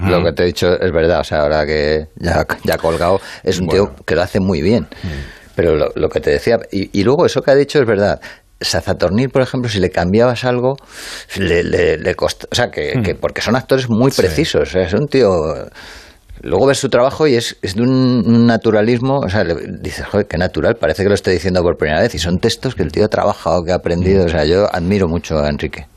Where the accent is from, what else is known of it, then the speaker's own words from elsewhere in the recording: Madrid, Community of Madrid, Spain; si yo soy madrileño